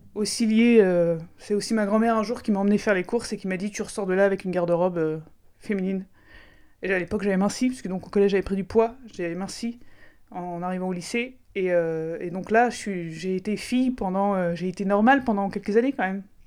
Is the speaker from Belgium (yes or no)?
no; Aix-en-Provence, Provence-Alpes-Côte d'Azur, France; je viens d'Aix-en-Provence, donc juste à côté de Marseille